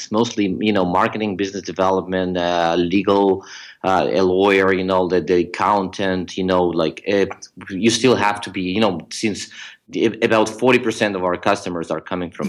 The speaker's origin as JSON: {"language": "English", "country": "Ukraine", "tie": "born or raised there", "also_born_or_lived": "Georgia", "said": "I grew up in the Ukraine"}